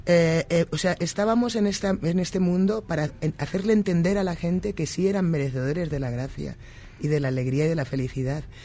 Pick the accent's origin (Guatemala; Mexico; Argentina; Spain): Spain; now in United States; Yo que soy española y vivo en los Estados Unidos